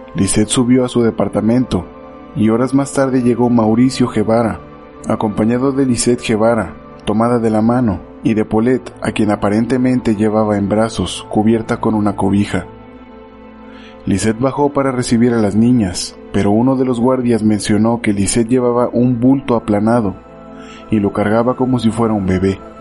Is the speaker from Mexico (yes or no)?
yes; Mexico; Volvemos a mi México mágico